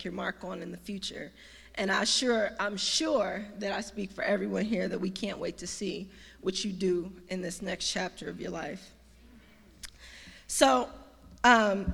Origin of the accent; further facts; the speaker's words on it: Detroit, Michigan, United States; moved away as an adult; also born or lived in Missouri; now in Washington, D.C., United States; I came from Detroit, Michigan, so I'm a homegrown Detroiter, by way of Missouri